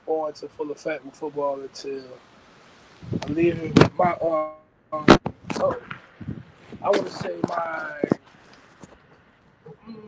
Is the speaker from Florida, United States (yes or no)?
yes; St. Petersburg, Florida, United States; moved away as an adult; also born or lived in Nevada / Coffeyville, Kansas; I'm born and raised in St. Petersburg, Florida